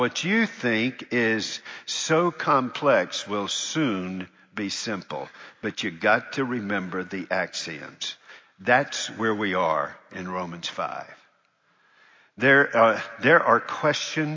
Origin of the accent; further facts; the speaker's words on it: Charlotte, North Carolina, United States; moved away; I really loved being there for 17 years in my hometown. But it was my hometown